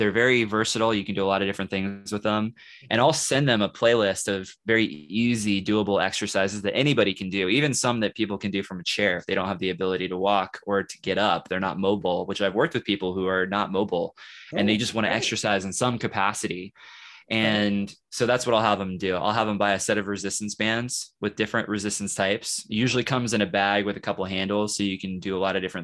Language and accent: English; Kansas City, United States; now in Lawrence, United States; I live in Lawrence, okay, and I'm from Kansas City, so I know that city well